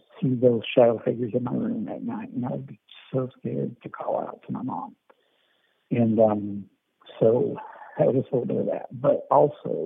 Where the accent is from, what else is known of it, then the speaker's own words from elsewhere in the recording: the Ozarks, Missouri, United States; I was born in Missouri. I was raised there in the Ozarks